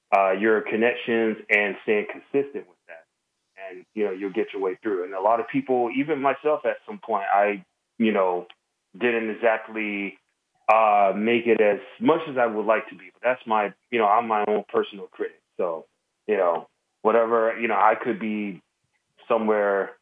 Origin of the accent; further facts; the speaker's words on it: Jacksonville, Florida, United States; moved away as an adult; now in San Francisco, United States; I'm originally from Jacksonville, Florida, born and raised, moved to Cali about a decade ago